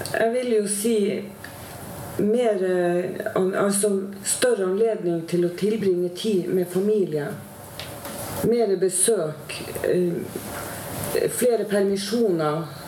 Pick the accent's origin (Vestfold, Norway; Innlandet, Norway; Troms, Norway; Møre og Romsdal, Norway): Troms, Norway; Tromsø; accent: Northern Norwegian; now in Oslo, Norway; nå er jo jeg fra Nord-Norge, som alle sammen hører. Jeg er fra Tromsø.